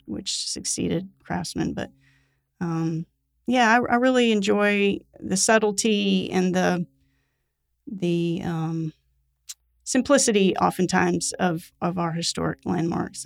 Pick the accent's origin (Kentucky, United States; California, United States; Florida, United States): Florida, United States; now in Mississippi, United States; I grew up in Florida and I love Florida